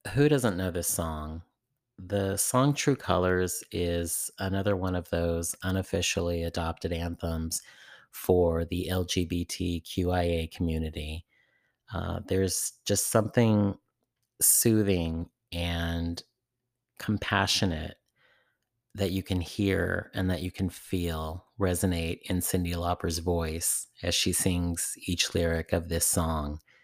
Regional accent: San Francisco Bay Area, California, United States; in my own community growing up in the San Francisco Bay Area

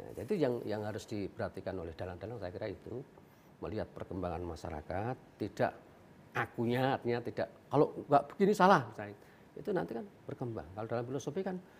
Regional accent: Gunung Kidul, Special Region of Yogyakarta, Indonesia; di daerah saya dulu di Gunung Kidul itu dulu paling hanya kurang dari 10 sekarang sudah hampir 200

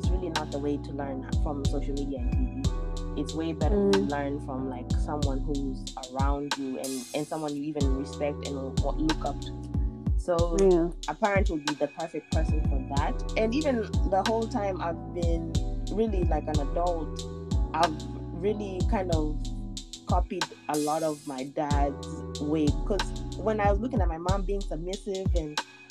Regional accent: United States; I grew up here in America for like the last 18 years

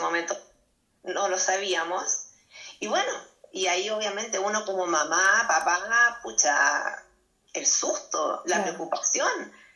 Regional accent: Chile; yo soy chilena. Eh, estamos aquí en Valparaíso, en las afueras de Valparaíso

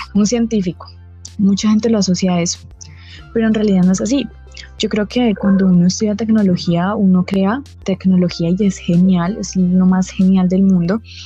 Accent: Colombia; aquí en Colombia, yo hablo pues de Colombia, eh, y en la ciudad en la que estoy

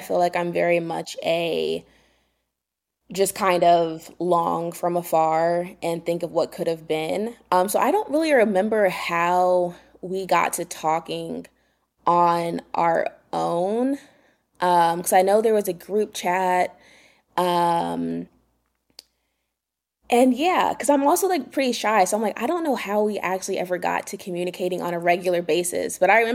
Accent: Durham, North Carolina, United States; moved away as an adult; now in Raleigh, United States; I'm from Durham, but I moved to Raleigh for work in 2019

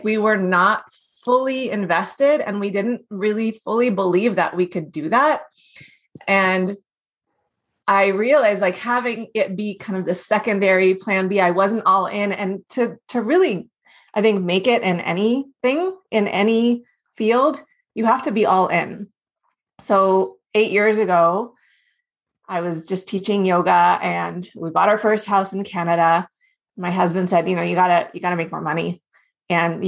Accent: Houston, Texas, United States; also born or lived in South Africa; I grew up in Houston

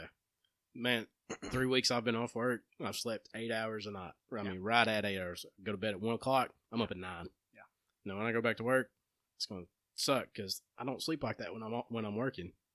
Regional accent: Empire, Alabama, United States; growing up in Empire

